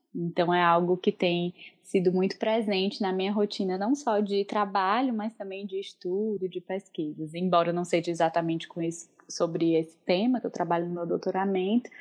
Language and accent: Portuguese; Northeast Brazil, Brazil; accent: nordestina; moved away as an adult; also born or lived in Porto, Portugal; now in Fortaleza, Brazil; brasileira. É, como vocês vão perceber pelo meu sotaque, sou nordestina, falo agora diretamente da cidade de Fortaleza, no Ceará